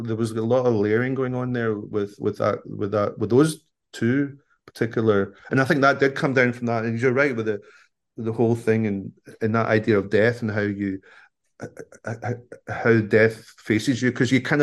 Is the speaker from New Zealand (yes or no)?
no; Scotland, United Kingdom; I'm a Scottish person